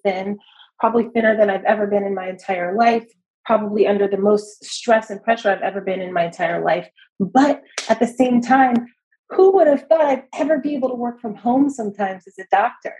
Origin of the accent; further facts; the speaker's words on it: Los Angeles, California, United States; moved away as an adult; now in San Francisco Bay Area, United States; I'm actually originally from Los Angeles, okay. Uh, Los Angeles County, all over